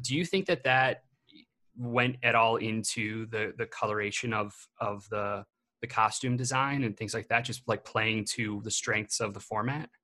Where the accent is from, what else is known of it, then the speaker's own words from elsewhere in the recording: Illinois, United States; where I grew up in Illinois